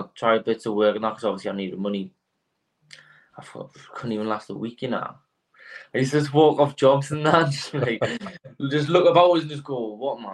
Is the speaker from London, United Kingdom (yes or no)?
no; North Shields, North East England, United Kingdom; So I'm from Meadowell originally, which is a pretty rough area, Meadowell, North Shields.